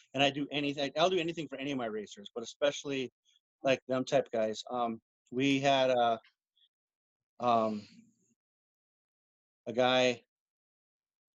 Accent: Arizona, United States; that's where I'm from. I grew up in Arizona

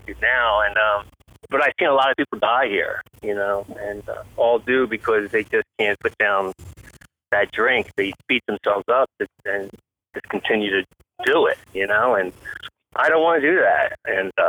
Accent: New Jersey, United States; moved away as an adult; now in Tampa, United States; I'm from Jersey originally, and that's where high school was, and then I came down here for that.

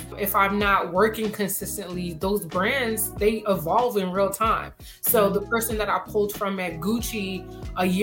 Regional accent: New York City, New York, United States; growing up in Brooklyn

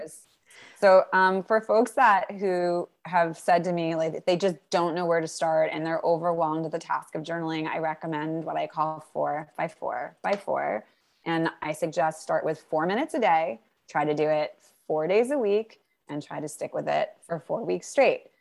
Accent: New York, United States; I'm a New Yorker.

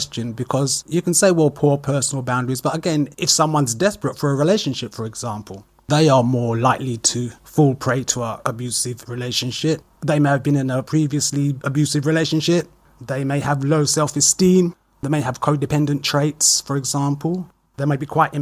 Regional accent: United Kingdom; I'm from the UK, as your listeners will probably guess from my accent.

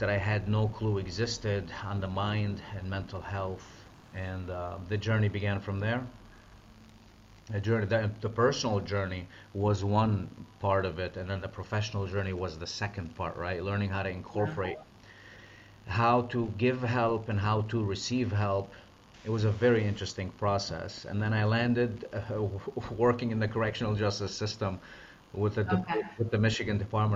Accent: Lebanon; moved away as an adult; I'm from the Middle East. So I came from Lebanon as a foreign exchange student.

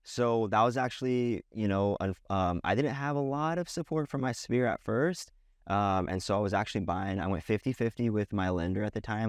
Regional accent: Boise, Idaho, United States; also born or lived in Sacramento, California; I'm from Boise, Idaho. Um, originally was born in Sacramento, California. Moved, uh, out to Boise when I was, uh, about, when I was nine, ten years old.

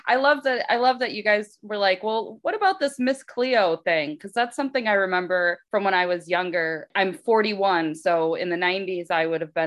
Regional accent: Michigan, United States; I'm from Northern Michigan. I still have a lot of family up there.

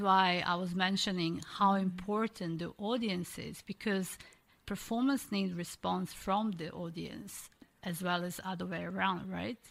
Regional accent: Croatia; moved away; originally, obviously, I'm from Croatia

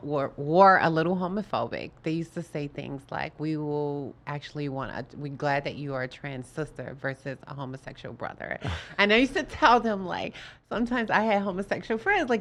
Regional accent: Chicago, Illinois, United States; I'm originally from Chicago, Illinois.

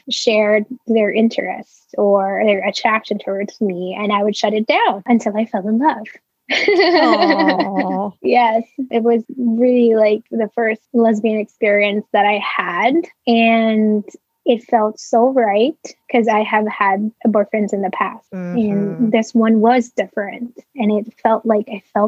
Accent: Philippines; I was born and raised in the Philippines from a middle-class family.

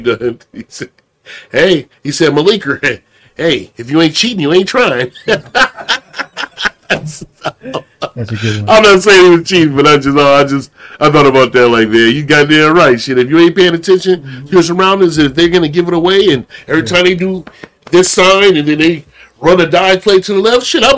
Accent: Flint, Michigan, United States; I'm from Flint

